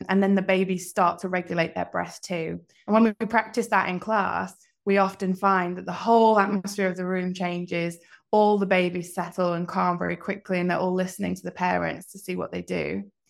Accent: Leeds, Yorkshire and the Humber, United Kingdom; also born or lived in Oxford / London / Scotland; now in Hong Kong; I'm from the UK originally, from all over. Lived in Oxford, London. I grew up in Leeds, and most recently, I'm from Scotland

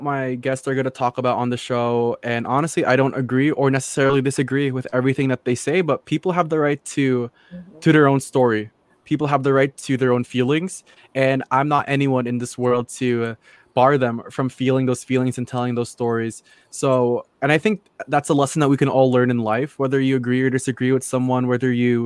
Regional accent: United States; born or raised there

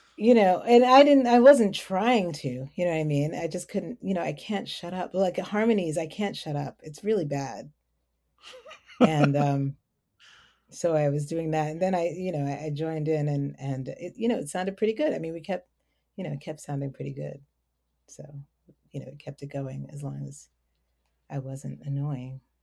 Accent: New York City, New York, United States; accent: New York; moved away as an adult; now in Maryland, United States; I'm also from the Bronx

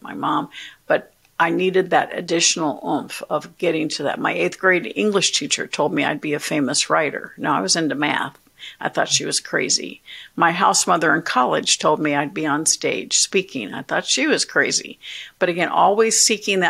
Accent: Orlando, Florida, United States; also born or lived in Tallahassee; I grew up in Orlando

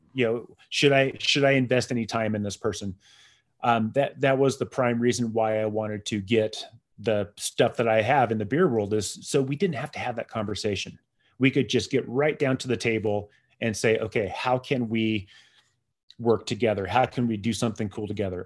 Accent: San Diego, California, United States; I grew up in San Diego

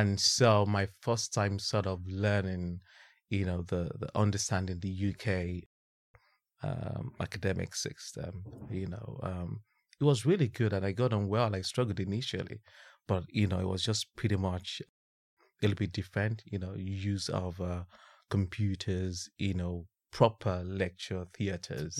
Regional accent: Ibadan, Oyo, Nigeria; moved away as an adult; also born or lived in Bradford; now in London, United Kingdom; born and bred in Ibadan

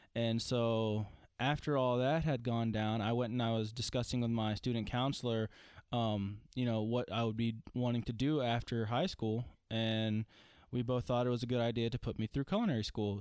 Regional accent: Franklin, Tennessee, United States; I was born in Franklin, Tennessee. I've only lived in Tennessee

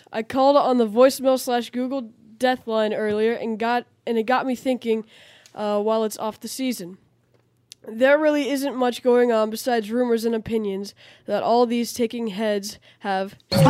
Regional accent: New Jersey, United States; moved away as an adult; now in Palm Coast, United States; Born and raised in New Jersey, I moved to Palm Coast, Florida, just south of St. Augustine on the East Coast 33 years ago.

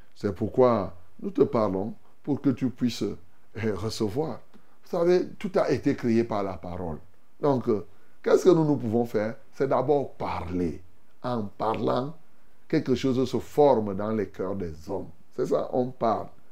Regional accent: Cameroon; chez nous, au Cameroun

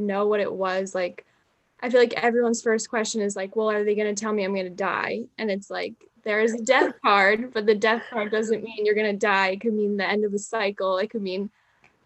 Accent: Jersey Shore, New Jersey, United States; moved away as an adult; also born or lived in New York; I am from the Jersey Shore originally

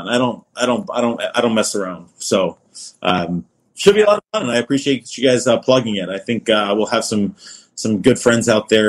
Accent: Florida, United States; I grew up in Florida

